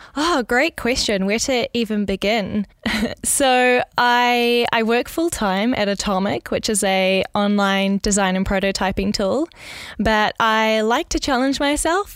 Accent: New Zealand; moved away as an adult; now in Netherlands; I was actually born in New Zealand, in Gurukha

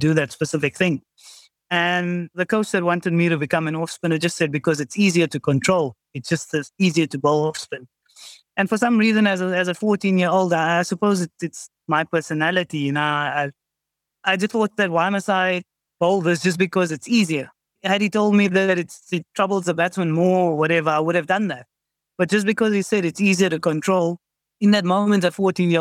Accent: South Africa; growing up in South Africa

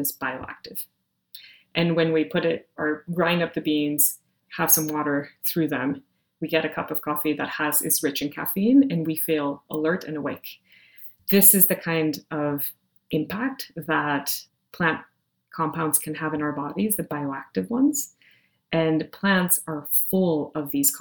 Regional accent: Monterrey, Nuevo León, Mexico; moved away; I grew up in Monterrey, Mexico

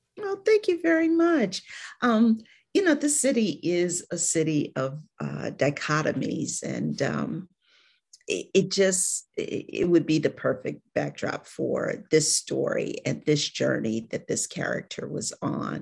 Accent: Cleveland, Ohio, United States; moved away as an adult; now in Atlanta, United States; I'm from Cleveland, Ohio

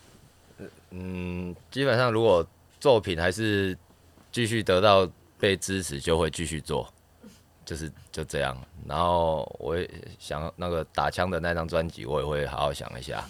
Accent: southern Taiwan, Taiwan; moved away as an adult; now in Taipei, Taiwan; 我们南部会说

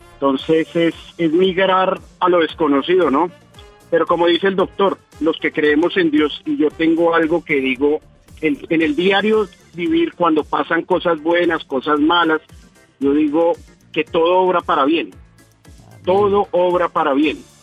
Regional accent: Bogotá, Colombia; now in United States; de Colombia, yo soy de Bogotá, Colombia

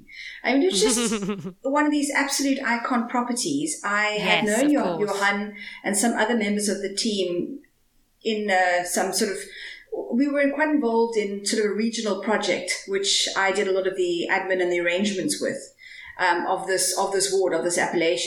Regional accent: Cape Town, Western Cape, South Africa; also born or lived in Stellenbosch; I grew up in Cape Town. And moved to Stellenbosch to study

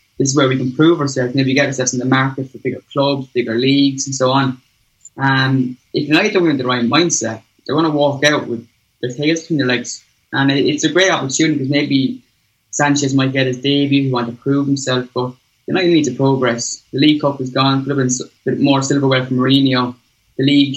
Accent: Ireland; I grew up here in Ireland.

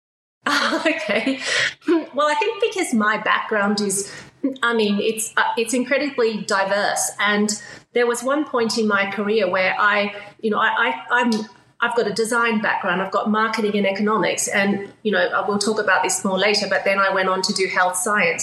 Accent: Australia; moved away as an adult; also born or lived in China / Shanghai; I'm Australian, but I have lived and worked more than half my life in China.

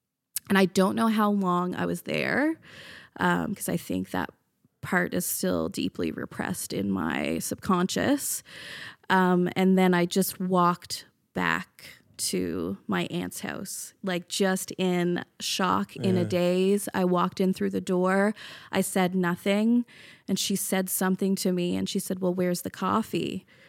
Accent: Newfoundland and Labrador, Canada; now in Halifax, Canada; I'm from Newfoundland.

